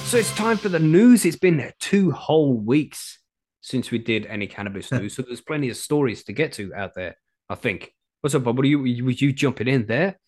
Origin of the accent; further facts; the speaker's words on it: England, United Kingdom; I'm English